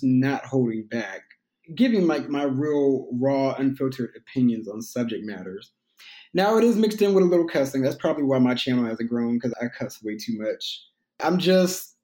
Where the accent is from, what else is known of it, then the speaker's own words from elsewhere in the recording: Houston, Texas, United States; growing up in Houston